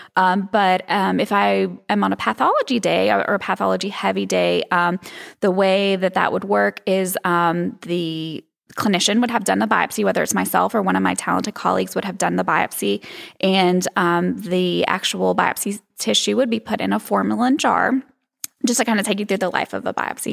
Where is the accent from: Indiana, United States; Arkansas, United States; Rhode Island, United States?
Arkansas, United States; East End; also born or lived in Hot Springs, Arkansas; I grew up in Arkansas, um, a little south of Little Rock in a teeny, teeny town called East End